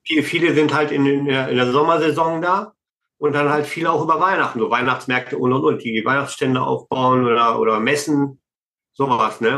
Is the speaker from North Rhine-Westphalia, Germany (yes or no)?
yes; Herford district, North Rhine-Westphalia, Germany; ich komme ja aus Nordrhein-Westfalen, Kreis Herford.